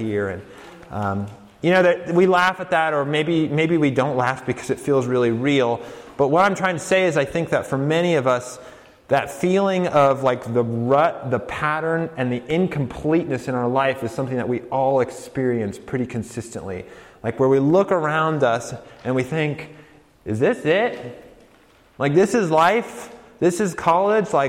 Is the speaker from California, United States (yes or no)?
no; Colorado, United States; moved away; I'm from Colorado